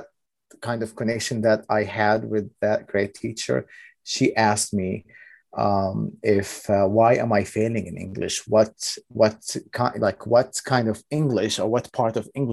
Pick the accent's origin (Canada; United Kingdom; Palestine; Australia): Palestine; Ramallah, West Bank; first language Arabic; English is a second language; moved away as an adult; also born or lived in Clayton County, Georgia, United States; now in Georgia, United States; However, I am originally from Palestine, from Ramallah City